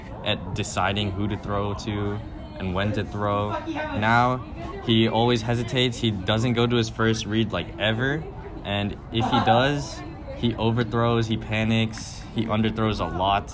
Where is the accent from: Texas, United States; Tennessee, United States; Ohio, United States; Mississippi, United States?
Ohio, United States; Cleveland; I grew up in Cleveland